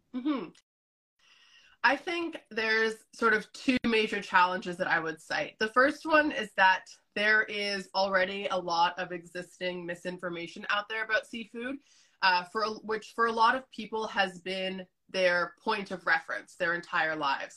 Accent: Canada; also born or lived in Azores, Portugal; I grew up in Canada, but you know, my, my family still has those ties to Portugal

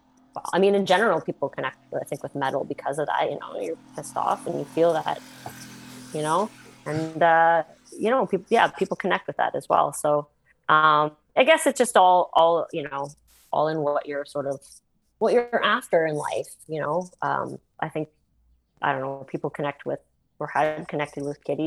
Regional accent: Canada; being from where we were, from, you know, a smaller city, like 300,000-400,000 people, and you know, we're Canadian

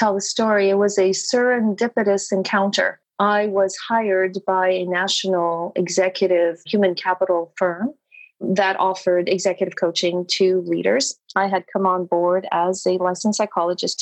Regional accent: Canada; now in Montreal, Canada; So I am Canadian, based in Montreal, beautiful Montreal, Quebec, eastern part of Canada.

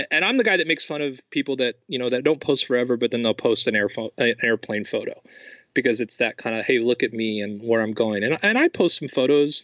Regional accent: Los Angeles, California, United States; I'm from Los Angeles

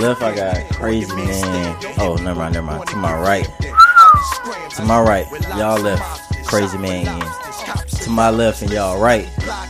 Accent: Atlanta, Georgia, United States; Because we from Atlanta. Well, yeah. Not no more. We from Atlanta.

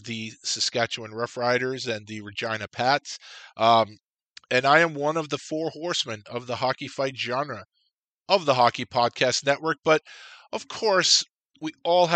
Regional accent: New York, United States; you watch TV growing up in New York

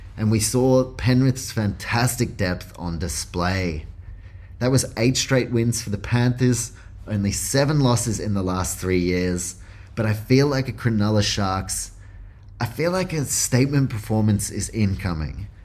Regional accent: New Zealand; I'm from New Zealand, so I'm a Warriors fan

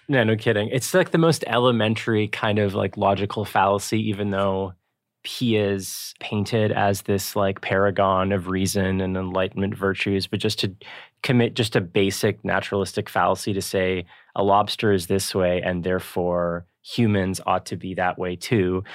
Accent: Toronto, Ontario, Canada; as a Torontonian

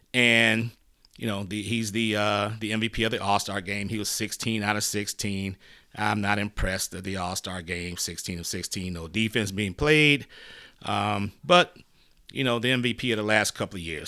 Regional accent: Detroit, Michigan, United States; moved away; I'm originally from the Motor City, Detroit

